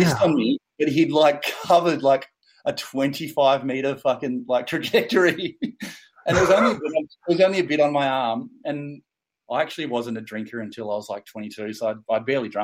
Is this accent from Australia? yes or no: yes; Bermagui, New South Wales, Australia; I'm from Bermagui